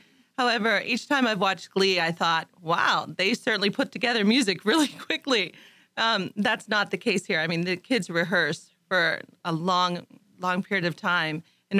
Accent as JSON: {"language": "English", "region": "Ohio", "country": "United States", "moved": "as an adult", "lives_now": "Montgomery, Texas, United States", "said": "I'm from Ohio, and I moved down here, I guess, about 23 years ago to teach choir, high school choir, and started teaching in Aldine at Eisenhower High School, mm-hmm. and then came here to Montgomery."}